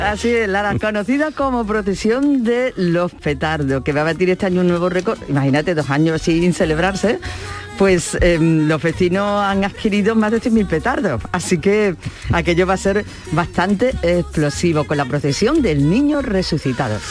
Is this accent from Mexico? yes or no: no; Gilena, Andalusia, Spain; madrina imperial de la centuria romana de mi pueblo Gilena